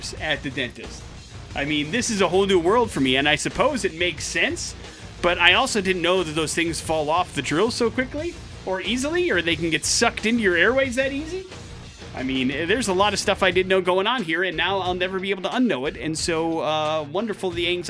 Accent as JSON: {"language": "English", "region": "Wisconsin", "country": "United States", "tie": "born or raised there", "said": "Wisconsin is where we're going for today's We're Going to Hell story. Big J, my home state"}